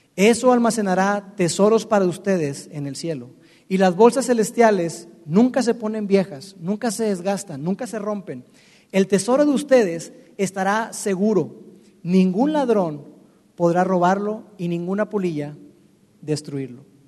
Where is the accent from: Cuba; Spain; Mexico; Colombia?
Mexico; Monterrey, Nuevo León; los que estamos acá, que somos que somos regios.